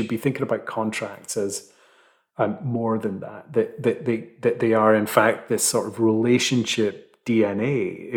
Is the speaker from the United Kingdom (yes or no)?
yes; Fife, Scotland, United Kingdom; now in London, United Kingdom; where I grew up in Fife.